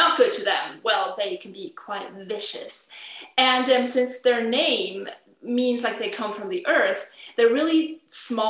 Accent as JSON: {"language": "English", "country": "Switzerland", "tie": "born or raised there", "said": "we celebrate the national holiday of Switzerland. And I was asked to do a program during the cultural activities that go on in my hometown"}